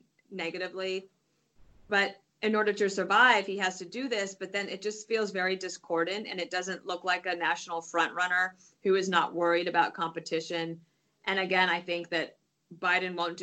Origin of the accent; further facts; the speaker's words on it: Colorado, United States; I grew up in Colorado